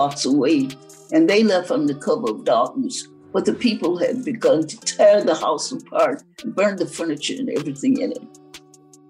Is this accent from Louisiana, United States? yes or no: no; Texas, United States; also born or lived in Marshall, Texas / Fort Worth, Texas; born in Marshall, Texas, and that was where I first attended Juneteenth festivals